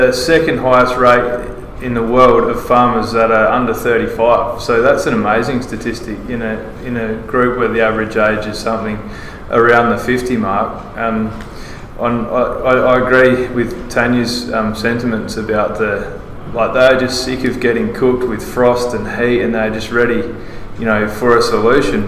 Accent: Australia; accent: Australian; my Australian accent

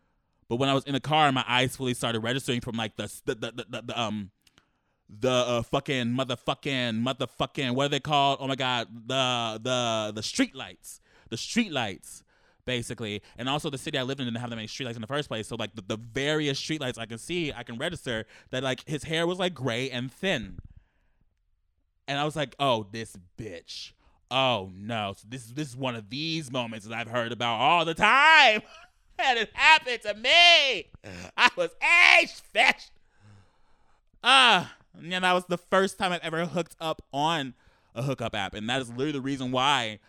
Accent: Los Angeles, California, United States; I've been born and raised in Los Angeles

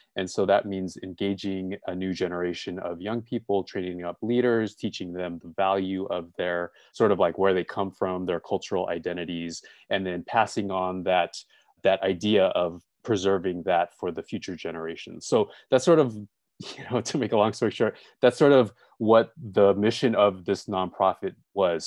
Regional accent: Los Angeles, California, United States; also born or lived in Gardena; I was born and raised in L

